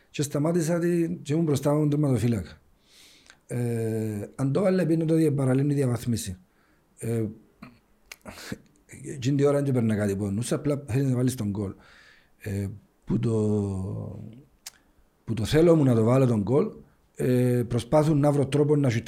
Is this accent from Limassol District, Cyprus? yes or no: no; Ayia Napa, Famagusta District, Cyprus; επειδή είμαι και από την Αγία Νάπα, έβλεπα ότι η Αγία Νάπα σε θέματα ακαδημιών ε, δεν υπάρχει το πράγμα εκεί. Και λόγω του ότι είμαι από του μόνου Νάπα που παίξαν μπάλα, ήθελα να βοηθήσω το χωριό μου